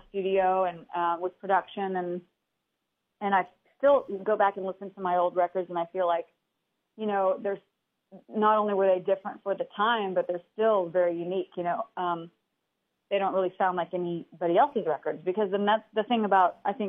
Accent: Sharon, Kansas, United States; moved away as an adult; now in Nashville, United States; I grew up in Kansas

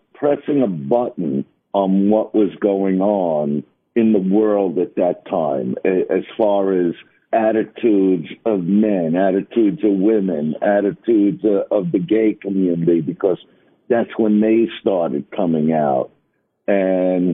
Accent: New York City, New York, United States; I am from Brooklyn

